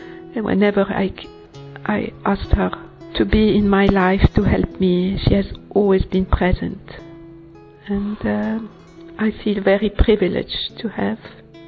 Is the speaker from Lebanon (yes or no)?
yes; Lebanon; I'm from Lebanon